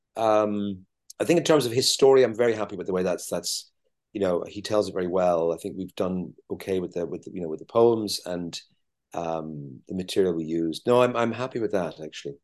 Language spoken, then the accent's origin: English; Ireland; as Irish people